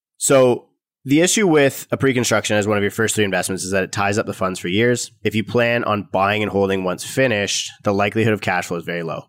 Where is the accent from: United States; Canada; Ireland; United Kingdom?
Canada; as a Canadian